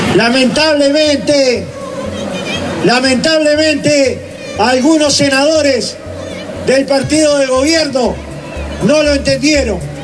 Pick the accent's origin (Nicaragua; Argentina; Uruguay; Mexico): Uruguay; Somos todos uruguayos